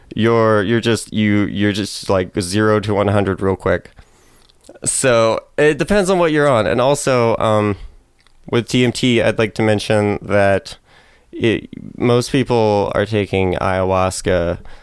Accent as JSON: {"language": "English", "town": "Clarkston", "region": "Washington", "country": "United States", "said": "I'm from Clarkston, Washington"}